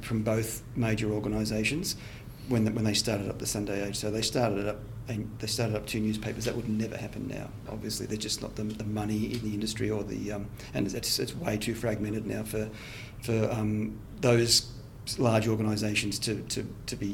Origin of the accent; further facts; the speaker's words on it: Sydney, New South Wales, Australia; moved away as an adult; also born or lived in Dubbo; Where I grew up in Sydney, in the western suburbs there